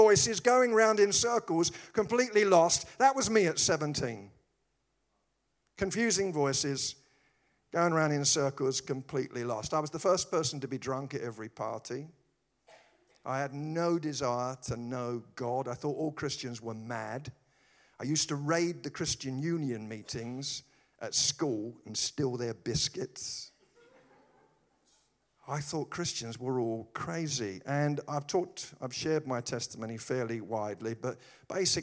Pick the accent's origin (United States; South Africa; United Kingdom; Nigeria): United Kingdom; I'm British